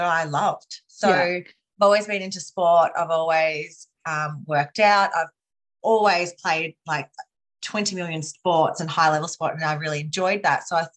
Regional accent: Healesville, Victoria, Australia; also born or lived in Melbourne / London; I grew up in Healesville, so just an hour outside of Melbourne. It's in the Yarra Valley.

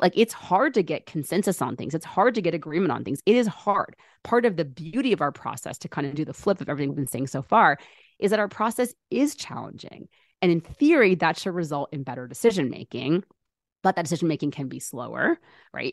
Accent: United States; Born and raised in America

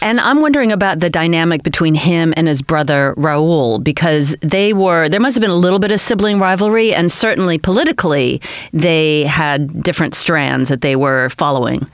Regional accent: United States; growing up in America in the late sixties and early seventies as a young child

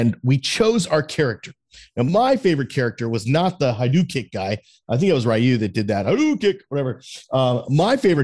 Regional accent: South Florida, United States; I grew up in South Florida where it's fucking 98 degrees all the time

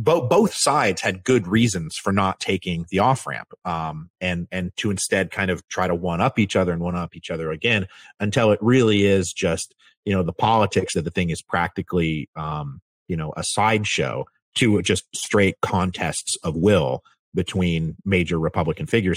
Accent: Washington, United States; I'm from Washington

